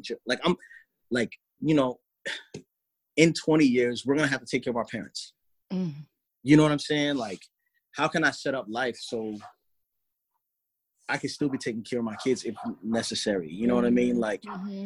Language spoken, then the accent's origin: English; Baltimore, Maryland, United States; I'm from Baltimore, Maryland